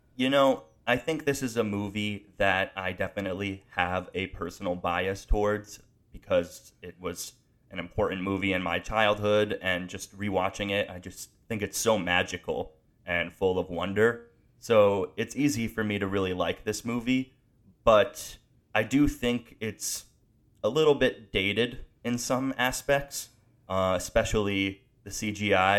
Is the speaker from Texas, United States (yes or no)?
no; Pennsylvania, United States; also born or lived in Connecticut; I moved to a town in Pennsylvania and I moved from Connecticut